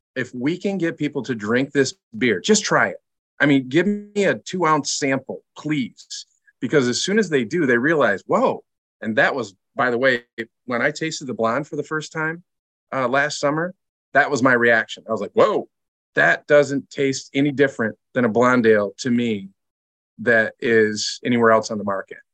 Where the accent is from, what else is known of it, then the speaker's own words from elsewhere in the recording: Lansing, Michigan, United States; now in Grand Rapids, United States; I grew up in Lansing